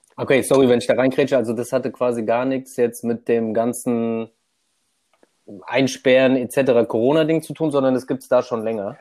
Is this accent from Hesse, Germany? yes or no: yes; near Frankfurt, Hesse, Germany; komme aus der Nähe von Frankfurt